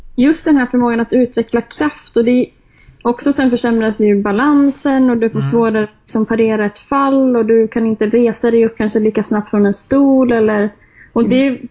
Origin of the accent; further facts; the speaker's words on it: Jämtland, Sweden; moved away as an adult; now in Stockholm, Sweden; Jag är ju från Jämtland så att det är mycket skidåkning för min